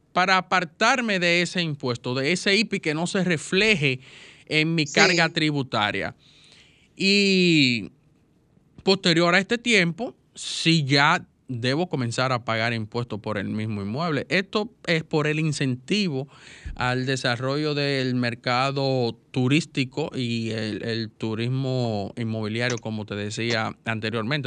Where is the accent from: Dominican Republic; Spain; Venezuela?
Dominican Republic; yo como dominicano